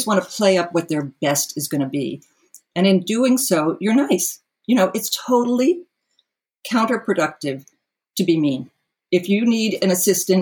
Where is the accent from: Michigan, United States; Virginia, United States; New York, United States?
New York, United States; New York City; also born or lived in Colorado; I grew up in New York and that I grew up in a family in New York City